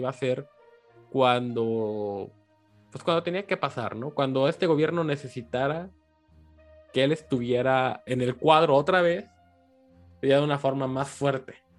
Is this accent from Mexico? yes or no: yes; Mexico; uno como mexicano lo vive